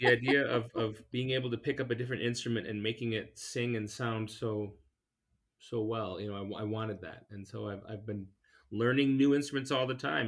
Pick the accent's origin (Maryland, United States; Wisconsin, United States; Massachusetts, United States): Wisconsin, United States; La Crosse; I hail from La Crosse, Wisconsin